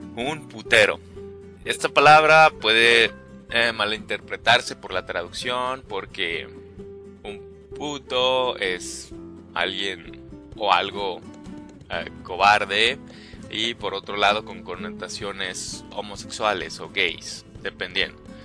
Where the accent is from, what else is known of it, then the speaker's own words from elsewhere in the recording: Mexico; estas expresiones que usamos como mexicanos